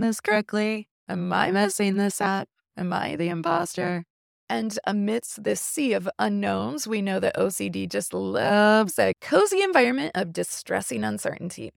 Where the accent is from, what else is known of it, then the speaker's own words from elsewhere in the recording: Indiana, United States; I'm from Indiana, so I'm a Notre Dame girl